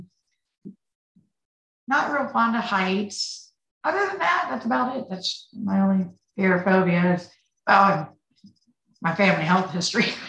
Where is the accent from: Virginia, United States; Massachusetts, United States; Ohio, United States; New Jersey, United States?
Virginia, United States; moved away as an adult; now in Florida, United States; I'm originally from Virginia